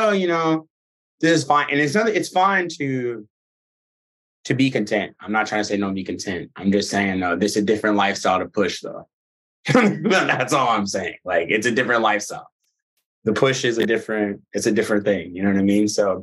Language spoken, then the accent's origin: English; Birmingham, Alabama, United States; also born or lived in Nashville; now in New York City, United States; I'm originally from Birmingham, Alabama